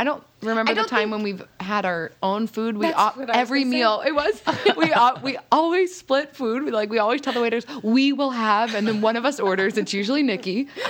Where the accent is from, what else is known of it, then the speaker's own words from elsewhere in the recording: Fishers, Indiana, United States; I am also from Indianapolis. I grew up in Fisher, so semi-quasi, not really north side.